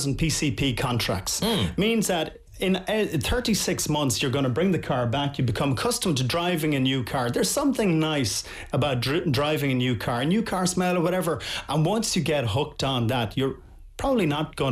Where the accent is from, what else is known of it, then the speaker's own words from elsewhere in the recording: Tuam, Connacht, Ireland; my hometown of Tuam